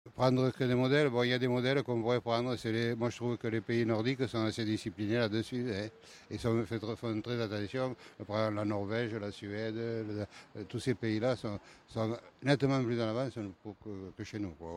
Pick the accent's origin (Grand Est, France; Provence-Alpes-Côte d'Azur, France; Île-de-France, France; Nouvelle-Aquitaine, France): Nouvelle-Aquitaine, France; Nérac; Je ne hein, suis pas d'Agen, donc je suis de Nérac